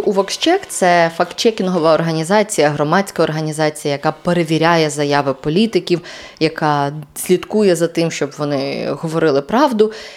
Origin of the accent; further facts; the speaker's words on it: Yelanets, Mykolaiv Oblast, Ukraine; moved away; нюанс мого рідного села ще й полягав в тому, що воно знаходиться на півдні